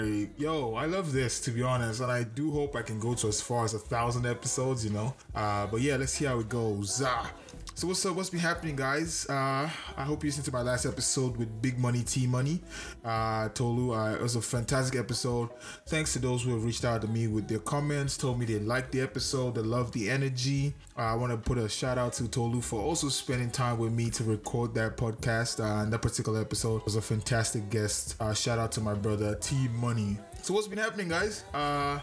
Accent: Canada; I'm Canadian

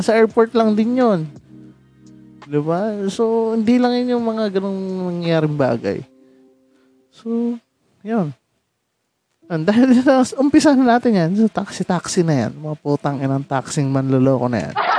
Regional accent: Rizal, Calabarzon, Philippines; taga Rizal ako

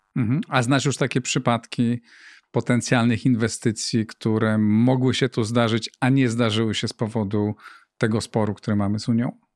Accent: Greater Poland, Poland; moved away as an adult; also born or lived in Warsaw; ja pochodzę z Wielkopolski, z małego miasteczka

